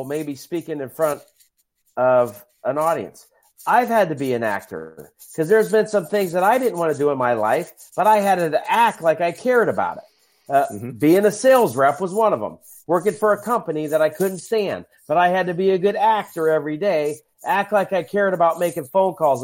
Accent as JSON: {"language": "English", "town": "Dublin", "region": "Ohio", "country": "United States", "tie": "born or raised there", "said": "in Dublin, Ohio, my hometown"}